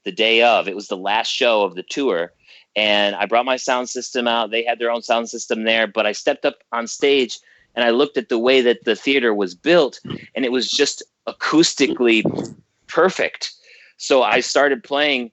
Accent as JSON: {"language": "English", "town": "Geneseo", "region": "New York", "country": "United States", "tie": "born or raised there", "said": "my hometown of Geneseo, New York."}